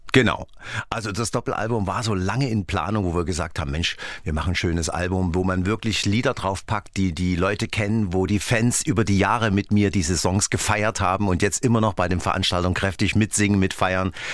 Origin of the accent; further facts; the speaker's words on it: Dresden, Saxony, Germany; Ich bin ja in Dresden aufgewachsen